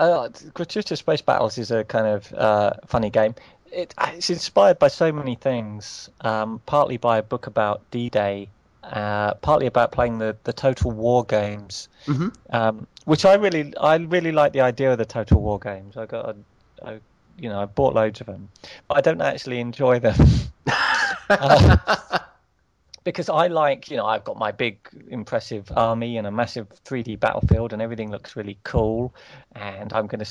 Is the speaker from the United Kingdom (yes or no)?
yes; United Kingdom; Especially being British, we don't like confrontation